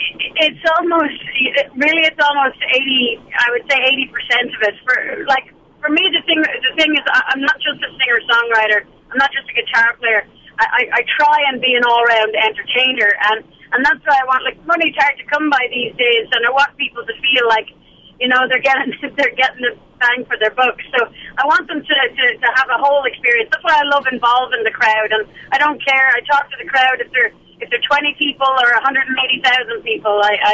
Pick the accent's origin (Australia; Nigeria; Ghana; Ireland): Ireland; now in Canada; Oh, I'd say a great deal, actually. We're a nation of storytellers, and, you know, I totally incorporate that into my songs.